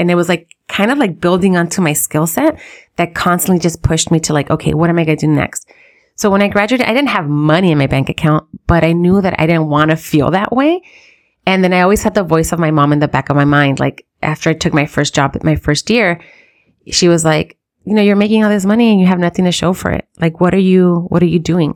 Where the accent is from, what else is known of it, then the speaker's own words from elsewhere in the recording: United States; we live in the U S, we're American in a sense, right? We're, we're born here